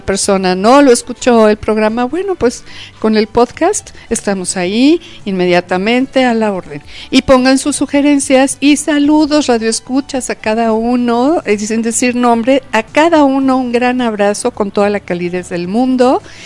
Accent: Mexico; como mexicanos tenemos, tenemos tantos orgullos

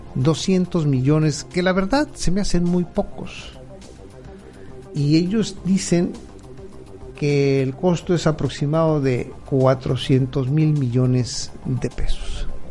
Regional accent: Mexico; lo que somos los mexicanos

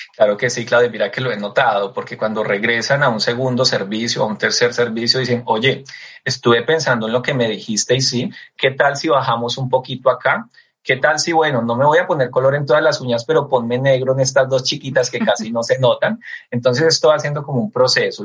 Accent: Eje Cafetero, Colombia; realmente mi tierra es el eje cafetero

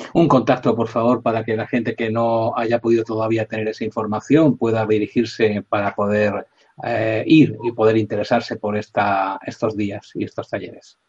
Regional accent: Spain; aquí en España

